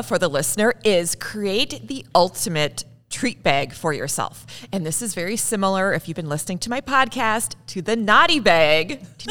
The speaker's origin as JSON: {"language": "English", "town": "Saint Paul", "region": "Minnesota", "country": "United States", "tie": "born or raised there"}